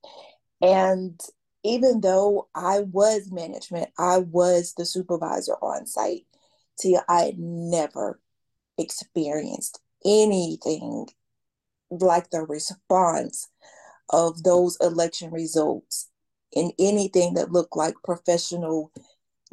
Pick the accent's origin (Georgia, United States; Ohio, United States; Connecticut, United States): Georgia, United States; Atlanta; I grew up in Atlanta.